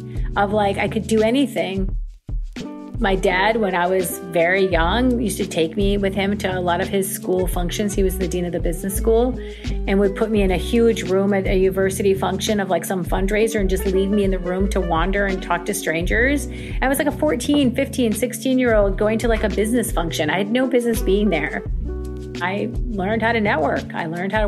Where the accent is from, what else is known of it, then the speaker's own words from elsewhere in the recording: Mankato, Minnesota, United States; moved away as an adult; also born or lived in Egypt / Dubai; I am born and raised in Mankato, Minnesota, which is a very small town.